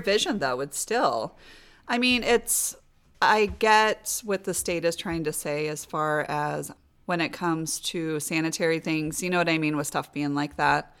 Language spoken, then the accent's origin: English; Des Moines, Iowa, United States; born and raised in Des Moines.